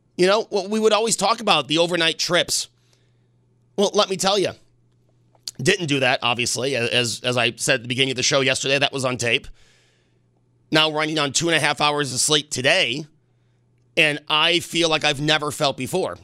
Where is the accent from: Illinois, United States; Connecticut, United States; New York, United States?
New York, United States; Buffalo; also born or lived in Hornell, New York; when I was eleven, we moved from Hornell to Buffalo, New York.